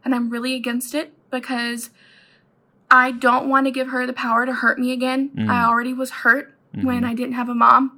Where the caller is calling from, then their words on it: Georgia, United States; Hey, Matt and Chris. … I'm from Georgia.